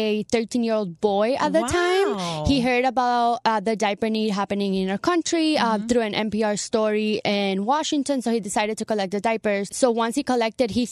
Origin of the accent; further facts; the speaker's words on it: Venezuela; now in Florida, United States; I'm actually Venezuelan, but I lived in Florida for 18 plus years